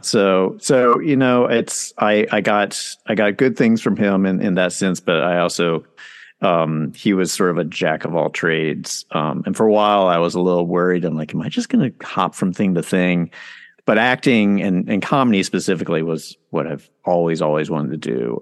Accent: Charlotte, North Carolina, United States; moved away as an adult; also born or lived in New York City; I grew up in Charlotte, North Carolina.

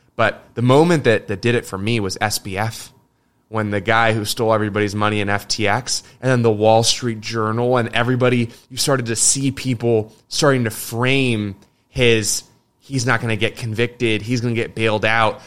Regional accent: United States; me as an American

